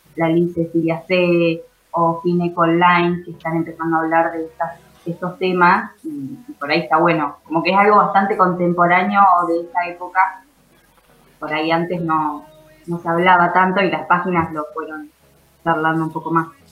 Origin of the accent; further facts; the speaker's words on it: Carmen de Patagones, Buenos Aires Province, Argentina; yo soy de Vietma, de Patagones en realidad